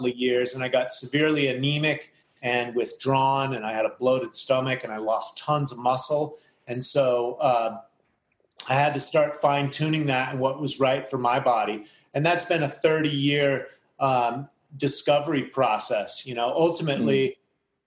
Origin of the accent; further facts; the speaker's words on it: United States; as an American, I was eating commercial food.